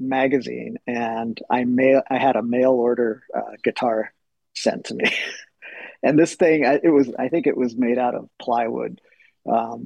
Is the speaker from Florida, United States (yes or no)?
no; Seattle, Washington, United States; I was growing up in Seattle at that time